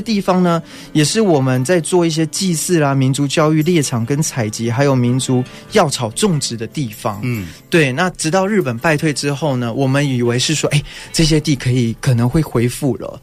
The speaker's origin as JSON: {"language": "Chinese", "town": "Nanzhuang", "region": "Miaoli County", "country": "Taiwan", "said": "我是来自苗栗南庄乡蓬莱村大南部落的赛夏族人"}